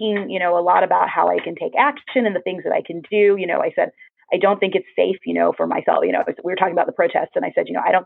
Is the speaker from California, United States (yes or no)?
no; Florida, United States; moved away; also born or lived in New York; I grew up in Florida